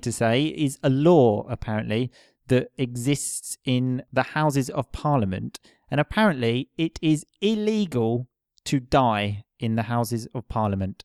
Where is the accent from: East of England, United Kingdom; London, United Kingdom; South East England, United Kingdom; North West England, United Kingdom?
East of England, United Kingdom; Essex; where I'm from, which is Essex